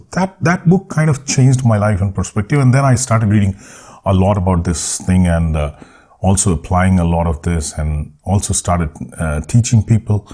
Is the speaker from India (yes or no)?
yes; India; born or raised there